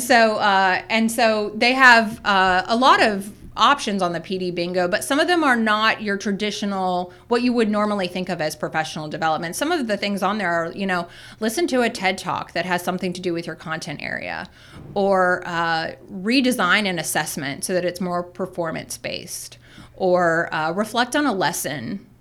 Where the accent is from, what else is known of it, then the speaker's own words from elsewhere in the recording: South Florida, United States; moved away; I started teaching, uh, at a private school in my hometown